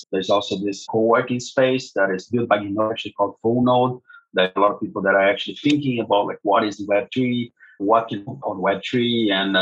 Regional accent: Rio de Janeiro, Brazil; moved away as an adult; also born or lived in Berlin, Germany; I was born and raised in Brazil, in Rio de Janeiro, and now I'm back to Rio de Janeiro after a long time.

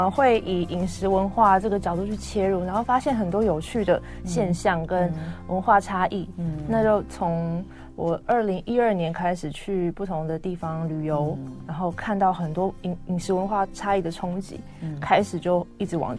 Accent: Taipei, Taiwan; 因为其实我自己也是从小在台北长大

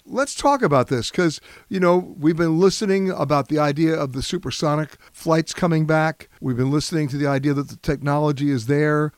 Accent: New York, United States; growing up in New York, when I was in the seventh grade

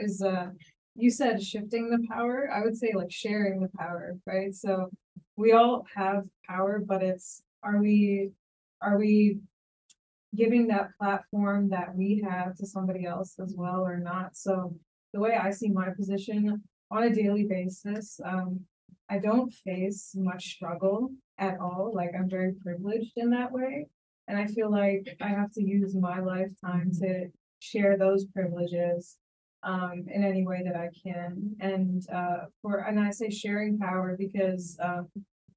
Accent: Philadelphia, Pennsylvania, United States; also born or lived in India; now in New York City, United States; I was born in India, but grew up in the suburbs of Philly.

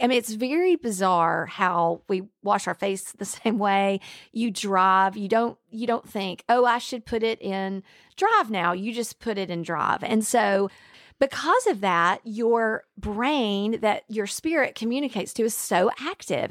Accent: Alabama, United States; I was raised in Alabama

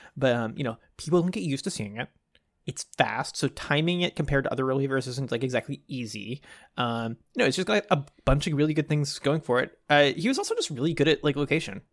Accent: Dallas, Texas, United States; as a kid growing up in Dallas

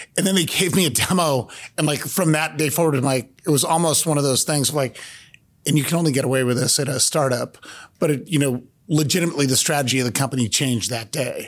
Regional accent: Cupertino, California, United States; born and raised in Cupertino, California.

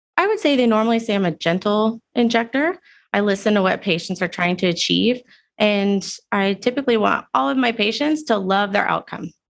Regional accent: Houston, Texas, United States; moved away as an adult; also born or lived in Singapore / London; I grew up in Houston, in Cyprus

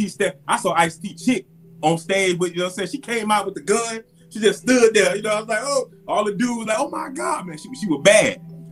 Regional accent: Miami, Florida, United States; growing up in Miami

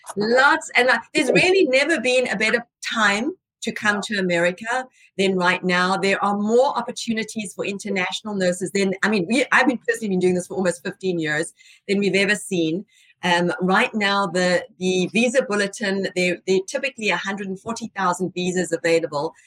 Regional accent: South Africa; moved away as an adult; now in United States; Estelle and I are both from South Africa

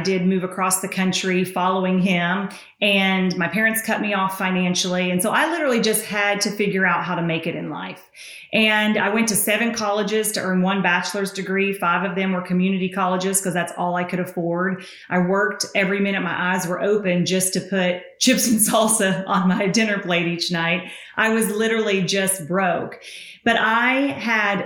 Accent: Tennessee, United States; accent: Southern; So I'm from Tennessee.

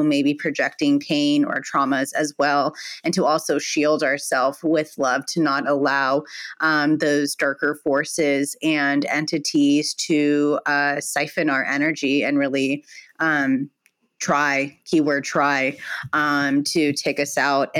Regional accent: Palm Springs, California, United States; I grew up here in Palm Springs

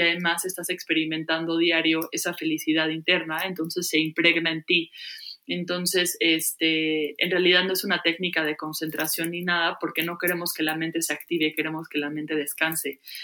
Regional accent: Mexico; moved away as an adult; also born or lived in Los Angeles; me tengo que ir de México

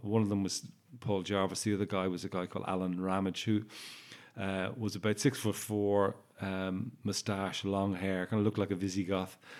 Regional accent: Ireland; also born or lived in Warwickshire, England; I'm Irish

